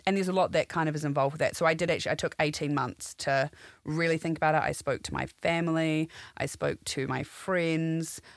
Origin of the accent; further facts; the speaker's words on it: New Zealand; moved away as an adult; now in London, United Kingdom; I'm from New Zealand. Um, originally, I've been in London for ten years now